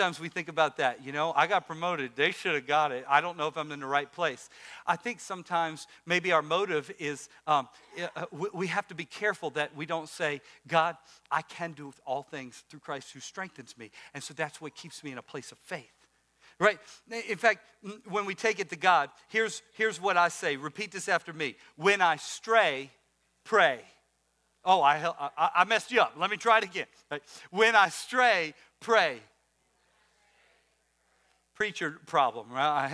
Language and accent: English; Louisiana, United States; now in Maryland, United States; I'm from Louisiana